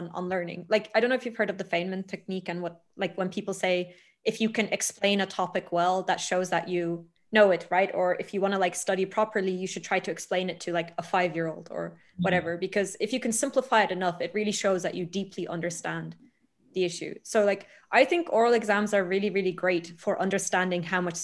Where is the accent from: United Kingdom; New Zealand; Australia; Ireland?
Ireland; moved away as an adult; now in Italy; I'm from Ireland.